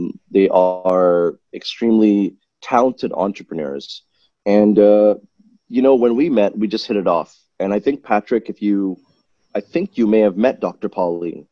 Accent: Malaysia; I was born in Malaysia

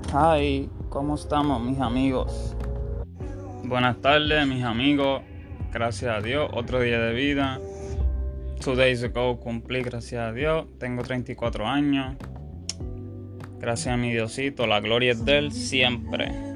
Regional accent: United States; Aquí en mi país, en Estados Unidos

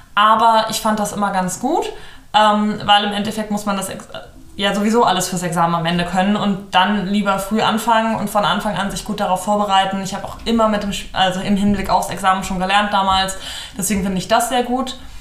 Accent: Hamburg area, Germany; moved away as an adult; now in Cologne, Germany; ich komme ursprünglich aus der Gegend von Hamburg, bin mit 19 nach Köln gezogen

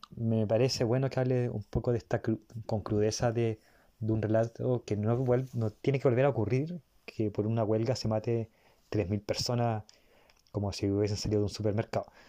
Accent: Chile; yo soy de Chile

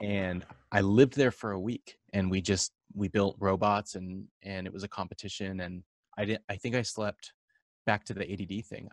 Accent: Orange County, California, United States; born or raised there

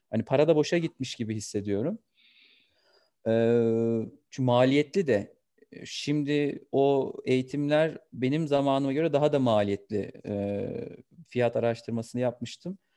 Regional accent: Kastamonu, Turkey; born there; 1991 Kastamonu doğumluyum.

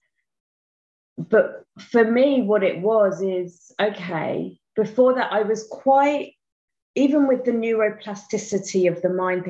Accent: United Kingdom; I am from England, just outside London, which you may hear from my accent

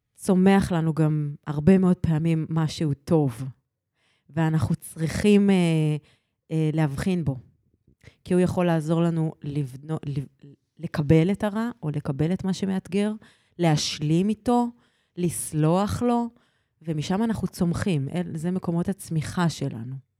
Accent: Petah Tikva, Central District, Israel; also born or lived in Arad; עברנו לפתח תקווה

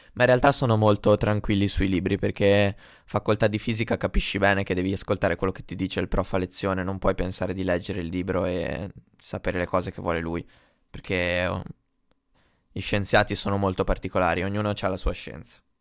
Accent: Sarzana, Liguria, Italy; moved away as an adult; now in Bologna, Italy; sono di Sarzana

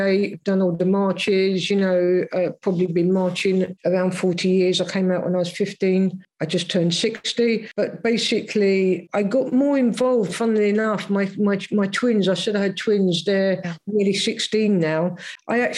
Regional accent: London, United Kingdom; I was brought up in South London

